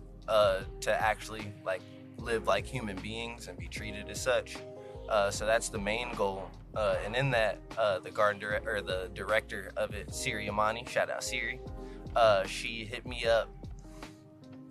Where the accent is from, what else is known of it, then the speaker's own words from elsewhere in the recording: Cincinnati, Ohio, United States; I am from Cincinnati, Ohio